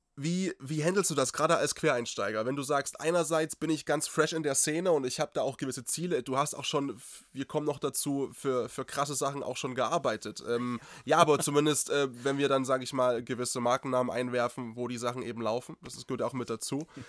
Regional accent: Eastern Ore Mountains, Saxony, Germany; accent: Saxon; moved away; ich bin Sachse durch und durch. Ich bin zwischen Dresden und Tschechien geboren, äh, so, also im, im tiefsten Osterzgebirge.

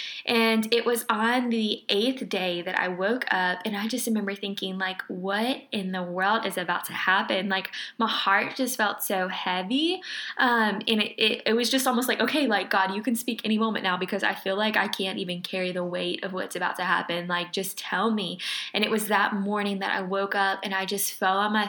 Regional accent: Lake Charles, Louisiana, United States; moved away as an adult; I am from Lake Charles, Louisiana.

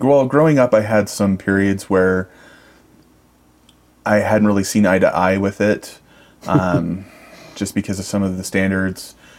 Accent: Idaho, United States; also born or lived in Casper, Wyoming; I was raised in Idaho.

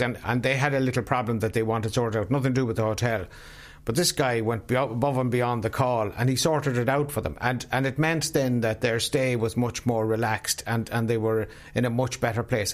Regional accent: South Sligo, Connacht, Ireland; I come from South Sligo, which is small farmland country.

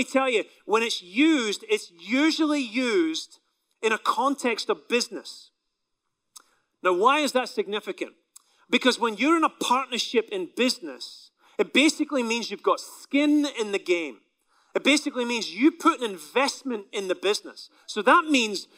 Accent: Scotland, United Kingdom; now in United States; my country in Scotland

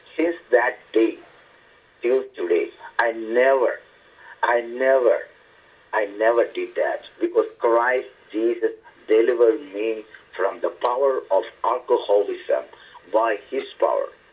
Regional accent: India; moved away as an adult; now in Massachusetts, United States; originally, I am from India

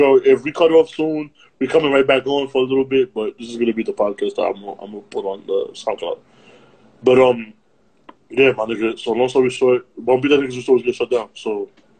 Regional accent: New York City, New York, United States; and I'm from Harlem

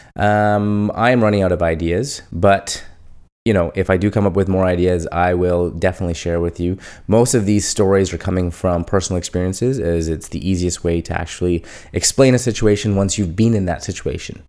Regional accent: India; moved away; I'd tell them from India

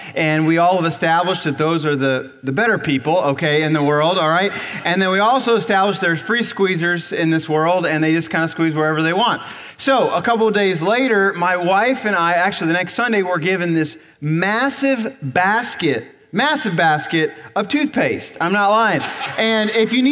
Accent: Ohio, United States; moved away; I grew up in Ohio, so I'm used to driving snow.

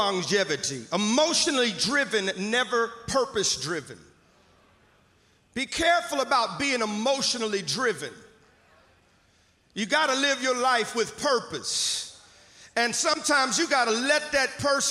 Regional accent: Mississippi, United States; moved away; I'm from Mississippi originally, so I'll use some kind of vernacular to know that y'all may or may not understand

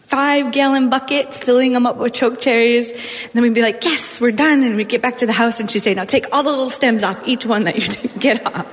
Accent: Hazen, North Dakota, United States; also born or lived in Twin Buttes, North Dakota; So I'm from North Dakota, born and raised in a little town called Hazen, North Dakota.

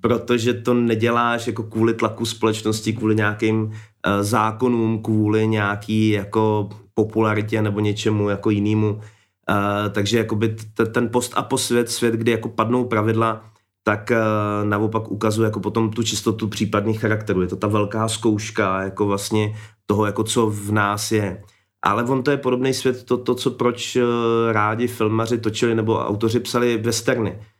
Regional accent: Czechia; my Češi

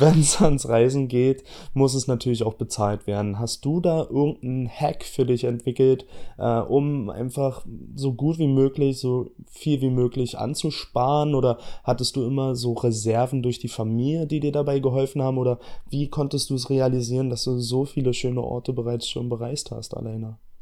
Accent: Berlin, Germany; ich komme aus Berlin, ja, also ich bin hier geboren, ich bin hier aufgewachsen

